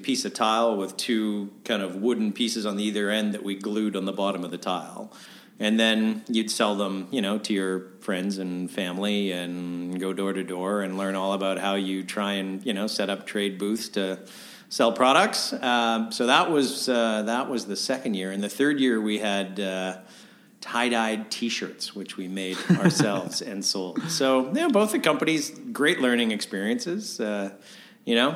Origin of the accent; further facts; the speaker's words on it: Winnipeg, Manitoba, Canada; moved away as an adult; also born or lived in Brandon, Manitoba / Kingston, Ontario / New York / Toronto; I was born in Brandon, Manitoba, and lived there till kind of grade 6, and then spent my junior high and high school years in Winnipeg